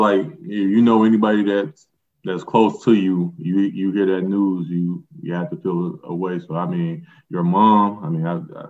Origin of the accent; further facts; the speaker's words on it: Chicago, Illinois, United States; I grew up in Chicago, obviously played high school ball in Chicago.